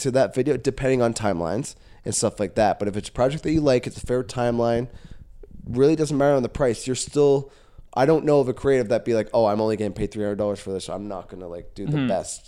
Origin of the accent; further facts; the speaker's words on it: Caledon, Ontario, Canada; yeah, I was born and raised in Caledon. Like, I've seen this town go from where it was to where it is.